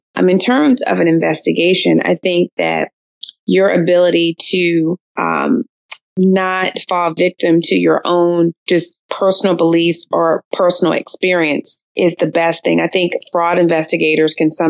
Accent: Durham, North Carolina, United States; my hometown in Durham, North Carolina

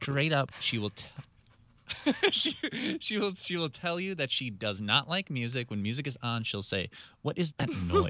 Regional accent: Milwaukee, Wisconsin, United States; I am from Milwaukee

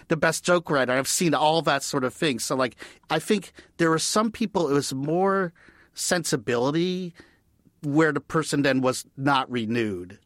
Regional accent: Washington, District of Columbia, United States; moved away; I grew up in Washington, D C

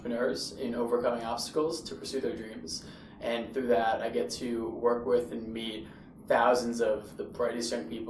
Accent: Westchester, New York, United States; also born or lived in Durham, North Carolina; I was born and raised in Westchester, New York

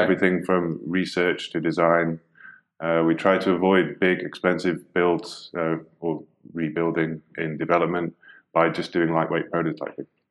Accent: United Kingdom; now in Netherlands; an expat, I'm British guy living in the Netherlands

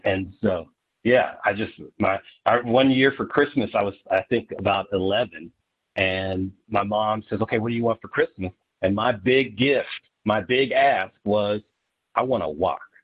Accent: Dayton, Ohio, United States; I grew up in Ohio, uh, in in Dayton, Ohio specifically

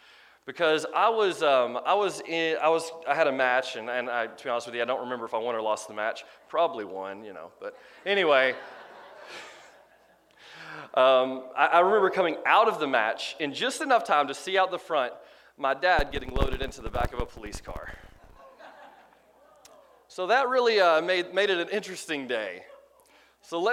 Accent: Crossville, Tennessee, United States; born or raised there

